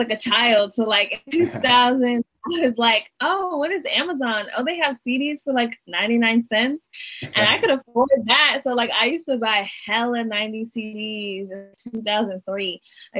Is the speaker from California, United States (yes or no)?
yes; Chino Hills, California, United States; moved away as an adult; also born or lived in Diamond Bar, California; now in Los Angeles, United States; the job and I moved back to, I'm from Chino Hills, so I moved to LA and just started my like artist journey then.